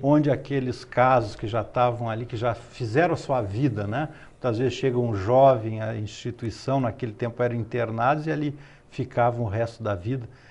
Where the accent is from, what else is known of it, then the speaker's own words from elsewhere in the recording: Porto Alegre, Rio Grande do Sul, Brazil; also born or lived in France / Caçador, Santa Catarina; now in Florianópolis, Brazil; o meu pai foi estudar em Porto Alegre, casou com uma gaúcha e eu nasci lá